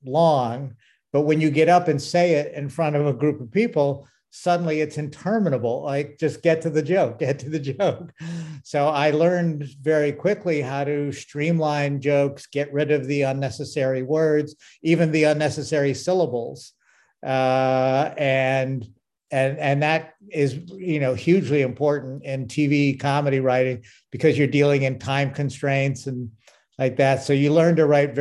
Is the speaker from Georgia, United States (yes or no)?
no; West Springfield, Massachusetts, United States; now in Los Angeles, United States; I grew up in West Springfield, Mass